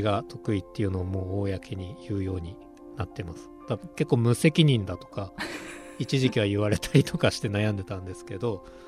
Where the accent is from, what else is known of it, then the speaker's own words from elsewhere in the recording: Mito, Ibaraki, Japan; also born or lived in Utsunomiya; now in Hitachi, Japan; 出身は水戸の川端